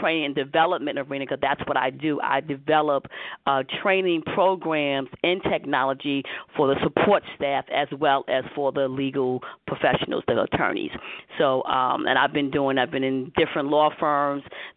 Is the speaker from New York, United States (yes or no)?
yes; New York City, New York, United States; accent: New York; I'm from Harlem, USA